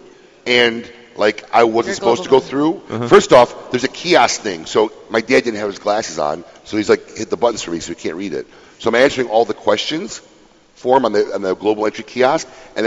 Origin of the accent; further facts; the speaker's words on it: Niles, Illinois, United States; moved away; Niles, my hometown, Niles, Illinois.